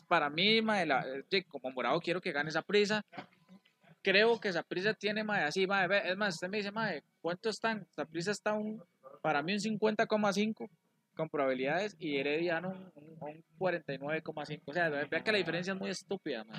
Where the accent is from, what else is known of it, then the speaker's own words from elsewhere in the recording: Costa Rica; nosotros los ticos